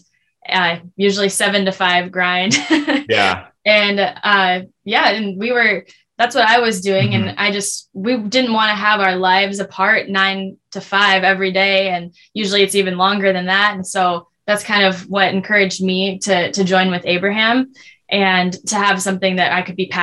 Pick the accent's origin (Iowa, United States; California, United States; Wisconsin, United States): Wisconsin, United States; now in Minneapolis, United States; I'm from Wisconsin